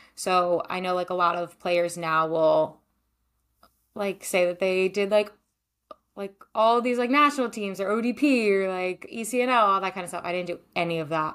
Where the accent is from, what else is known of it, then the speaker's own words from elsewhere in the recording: Maryland, United States; moved away as an adult; also born or lived in Denmark / Iceland / Israel; now in California, United States; I'm originally from Maryland, but I live in California now